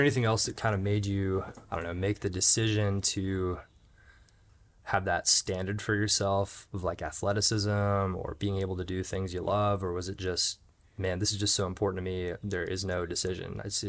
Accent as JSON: {"language": "English", "town": "Jacksonville", "region": "Florida", "country": "United States", "tie": "born or raised there"}